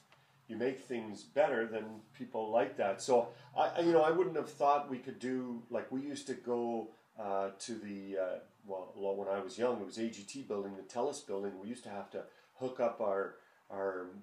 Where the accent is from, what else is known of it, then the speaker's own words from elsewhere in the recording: Edmonton, Alberta, Canada; also born or lived in Winnipeg; a kid growing up in Edmonton